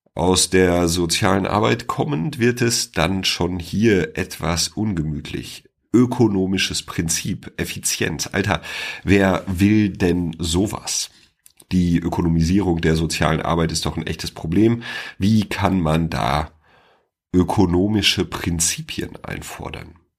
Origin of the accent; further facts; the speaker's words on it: Sauerland, North Rhine-Westphalia, Germany; now in near Freiburg, Germany; komme ich ja ursprünglich aus dem Sauerland, aber ich bin nicht umsonst in die Nähe von Freiburg gezogen